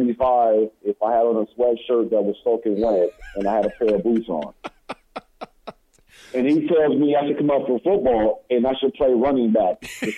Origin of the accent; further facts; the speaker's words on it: San Diego, California, United States; also born or lived in Chula Vista, California / Plainview, Texas; Chula Vista is just basically a small part of suburb of San Diego. I grew up pretty much most of San Diego, to be honest, moving from different parts of the city.